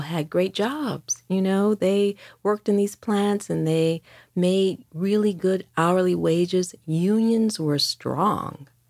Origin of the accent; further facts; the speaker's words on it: Detroit, Michigan, United States; moved away as an adult; now in New York City, United States; I grew up in Detroit throughout the sixties and seventies